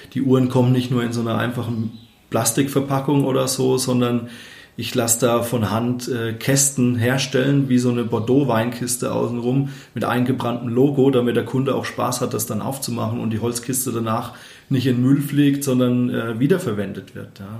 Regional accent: Obereschenbach, Bavaria, Germany; also born or lived in Hammelburg; Obereschenbach, also mein Heimatdorf.

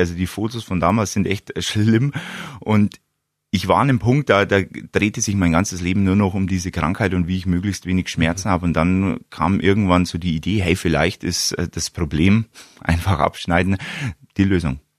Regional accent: Wollensach, Bavaria, Germany; bei mir in Wollensach, in meinem Heimatort

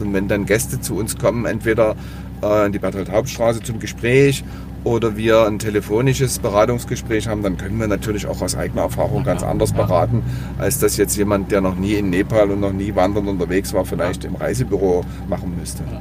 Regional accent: Dresden, Saxony, Germany; Ich bin in Dresden groß geworden

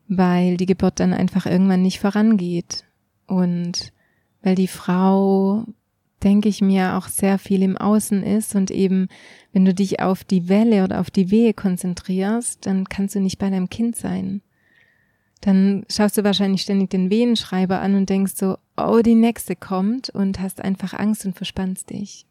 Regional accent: Switzerland; bei uns in der Schweiz

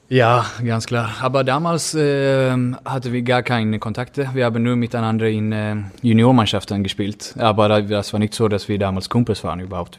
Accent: Gothenburg, Västra Götaland, Sweden; German is a second language; moved away as an adult; now in Germany; Önnered ist, wo, äh, das ist mein Heimat

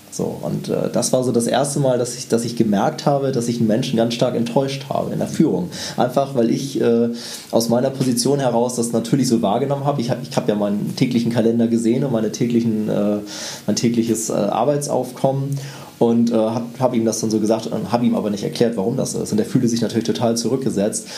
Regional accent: Northern Germany, Germany; ich bin ja Norddeutscher

